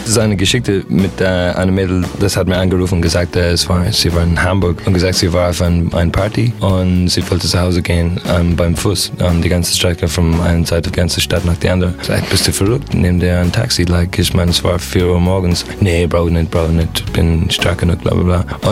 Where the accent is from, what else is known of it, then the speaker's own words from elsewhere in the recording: Ireland; German is a second language; moved away; ich komme aus Irland